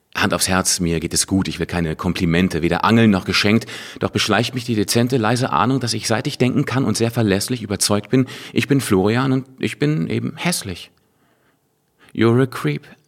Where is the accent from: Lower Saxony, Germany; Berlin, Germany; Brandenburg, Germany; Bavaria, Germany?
Lower Saxony, Germany; Hanover; moved away; Hannover, meiner alten Heimatstadt